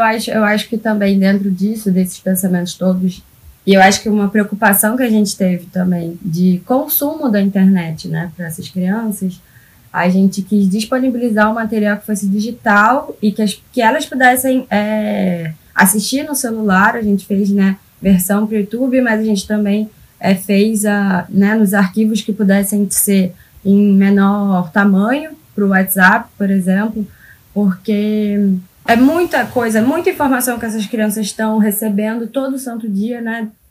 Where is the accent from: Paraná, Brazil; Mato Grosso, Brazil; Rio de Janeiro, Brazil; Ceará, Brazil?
Rio de Janeiro, Brazil; eu sou do Rio